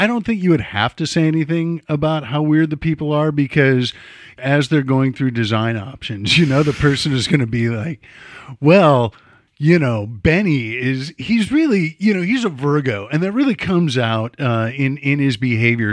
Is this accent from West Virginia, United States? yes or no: no; Chicago, Illinois, United States; I'm from Chicago